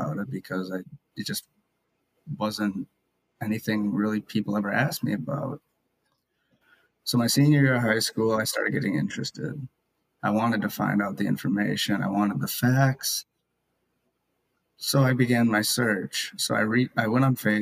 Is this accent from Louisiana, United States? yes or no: no; Maple Grove, Minnesota, United States; also born or lived in Kaliningrad, Russia; I live in Maple Grove, Minnesota. I was adopted from Kaliningrad, Russia in 1997. I was born there in 1996, and I've lived here ever since. I've grown up here